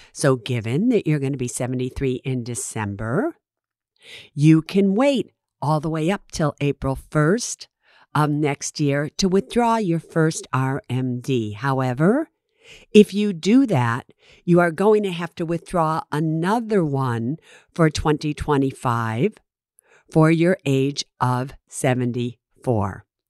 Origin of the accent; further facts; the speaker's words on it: San Francisco, California, United States; I'm from San Francisco